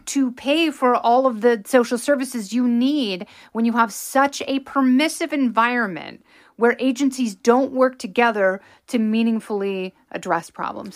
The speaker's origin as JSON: {"language": "English", "region": "Pacific Northwest", "country": "United States", "tie": "born or raised there", "said": "growing up in the Pacific Northwest"}